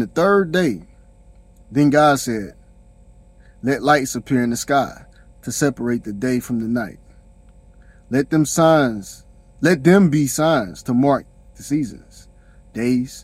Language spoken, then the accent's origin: English; South Carolina, United States; I'm from South Carolina